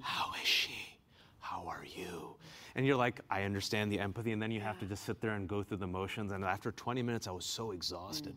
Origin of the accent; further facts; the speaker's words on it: Bay Area, California, United States; now in Washington, D.C., United States; I'm originally from the Bay Area